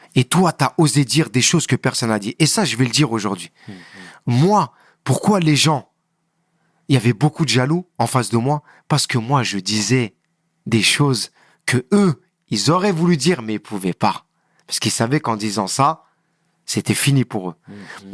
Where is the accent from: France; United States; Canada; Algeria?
France; Le Kremlin-Bicêtre, Île-de-France; je suis du Kremlin